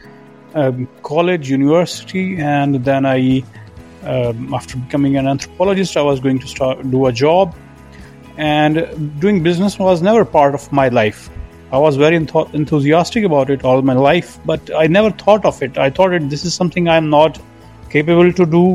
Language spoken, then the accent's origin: English; Pakistan; I'm from Pakistan